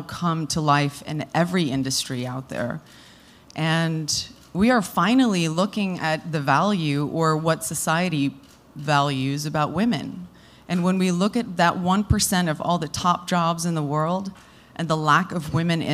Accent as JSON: {"language": "English", "country": "South Africa", "tie": "born or raised there", "moved": "yes", "said": "it was born out of the love that I have for my home country. I was born and raised there"}